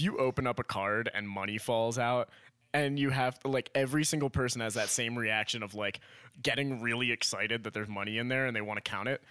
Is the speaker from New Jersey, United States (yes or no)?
no; Miami, Florida, United States; we grew up in Miami